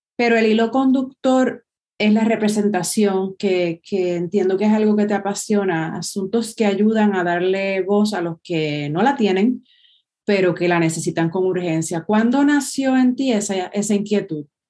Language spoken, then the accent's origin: Spanish; Puerto Rico; a nosotros como pueblo puertorriqueño